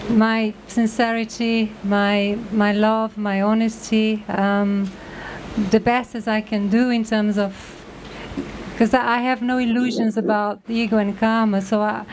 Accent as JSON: {"language": "English", "country": "Brazil", "tie": "born or raised there", "moved": "as an adult", "lives_now": "London, United Kingdom", "said": "born in Brazil, South America, and live in UK in the last..."}